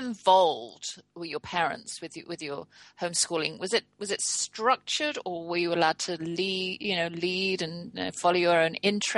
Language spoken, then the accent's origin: English; England, United Kingdom; Yes, we are English.